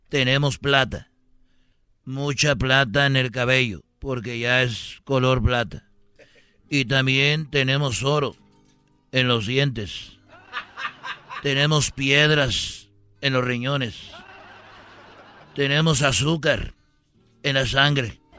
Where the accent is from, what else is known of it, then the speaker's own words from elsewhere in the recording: Jalisco, Mexico; porque yo soy de Jalisco y el Canelo es de Jalisco